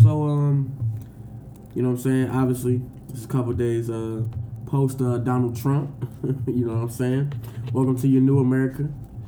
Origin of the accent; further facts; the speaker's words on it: Detroit, Michigan, United States; now in Chicago, United States; we're all from Detroit, but I stay out in Chicago